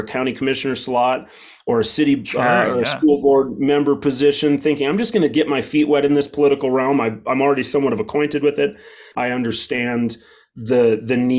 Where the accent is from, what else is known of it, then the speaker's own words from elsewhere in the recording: Wheatland, Wyoming, United States; I'm from Wheatland, Wyoming, a town of around 3,500 and a county of 8,500